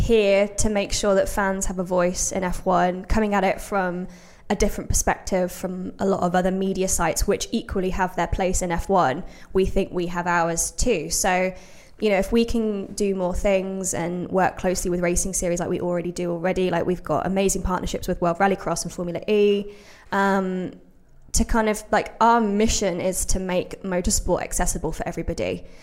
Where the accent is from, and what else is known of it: Brixworth, East Midlands, United Kingdom; born or raised there